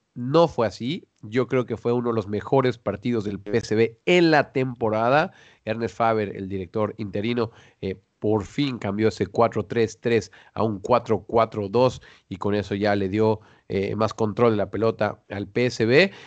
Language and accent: Spanish; Mexico; now in Netherlands; acá acá, en Holanda, los dos somos mexicanos